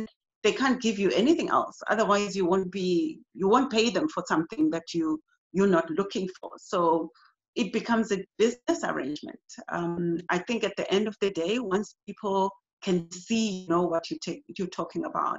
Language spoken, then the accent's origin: English; East London, Eastern Cape, South Africa; moved away as an adult; now in Durban, South Africa; In East London, to be more specific. I studied there all of my basic education, and then I moved to Cape Town, where I studied tertiary and then started working.